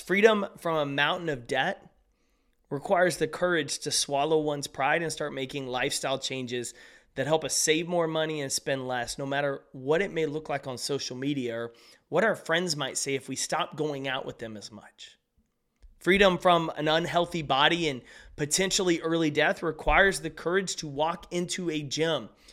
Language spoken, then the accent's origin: English; East Texas, United States; Where I grew up in East Texas